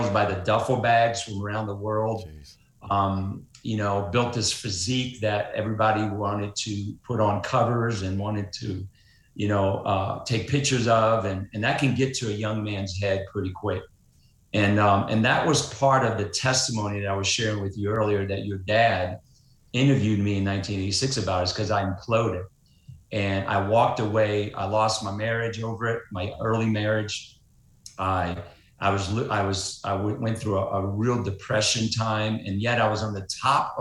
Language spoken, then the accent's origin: English; New Orleans, Louisiana, United States; I grew up in New Orleans, Louisiana